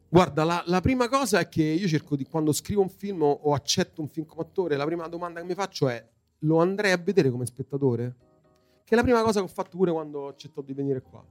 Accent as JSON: {"language": "Italian", "town": "Rome", "region": "Lazio", "country": "Italy", "tie": "born or raised there", "said": "Io sono nato a Montesacro, che eh, è la zona mia proprio di nascita. E poi quando ero insomma, pi- abbastanza piccolo, intorno ai 10 anni, per vari motivi lavorativi, la mia fam- famiglia si è trasferita all'Eur"}